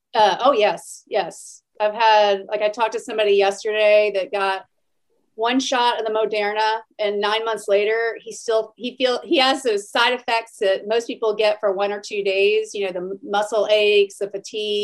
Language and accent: English; Atlanta, Georgia, United States; moved away as an adult; also born or lived in Stanford, California; now in Houston, United States; I grew up in Atlanta